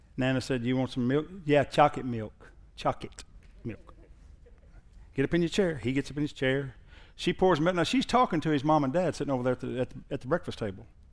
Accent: Southern Oklahoma, United States; I'm from Southern Oklahoma

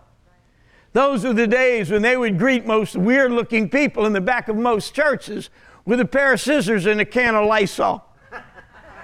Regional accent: Jersey Shore, New Jersey, United States; moved away; also born or lived in Garden City, Kansas / Great Bend, Kansas; I'm actually from the Jersey Shore, born and raised there.

